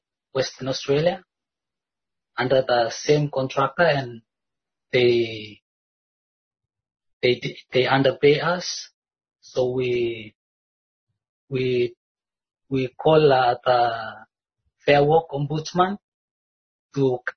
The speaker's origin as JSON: {"language": "English", "country": "Vanuatu", "moved": "as an adult", "said": "I come from Vanuatu"}